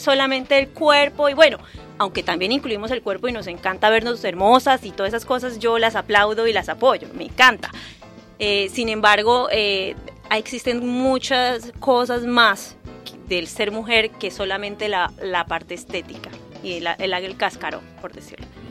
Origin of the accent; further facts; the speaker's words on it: San Andrés, San Andrés and Providencia, Colombia; moved away; Vengo de Colombia y nací en una isla, una de las pocas islas del Caribe colombiano que se llama San Andrés.